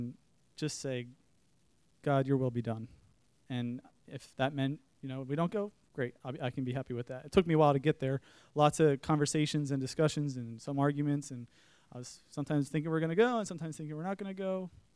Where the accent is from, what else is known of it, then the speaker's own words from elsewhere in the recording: Pennsylvania, United States; now in Savannah, United States; We're from Pennsylvania